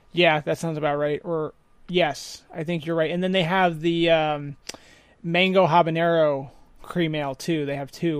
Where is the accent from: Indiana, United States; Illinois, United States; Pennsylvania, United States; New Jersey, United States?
New Jersey, United States; Blairstown; moved away as an adult; I grew up in Warren County, um, three, two traffic lights, three pizza places